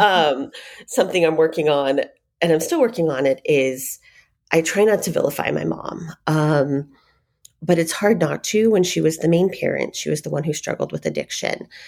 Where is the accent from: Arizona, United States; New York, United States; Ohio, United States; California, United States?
Arizona, United States; Phoenix; also born or lived in Denver, Colorado; I was born in Denver, raised here in Phoenix